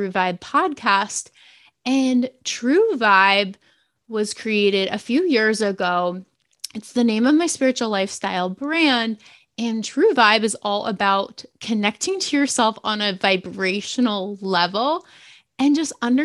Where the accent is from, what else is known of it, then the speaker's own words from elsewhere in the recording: New Jersey, United States; I'm from New Jersey